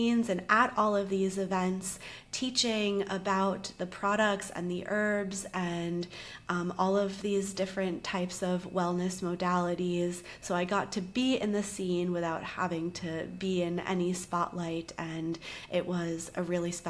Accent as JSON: {"language": "English", "town": "Charleston", "region": "South Carolina", "country": "United States", "also_born_or_lived": "New York / Los Angeles", "moved": "as an adult", "said": "we actually were from the same city in the South, Charleston, and we went to the same college, same year"}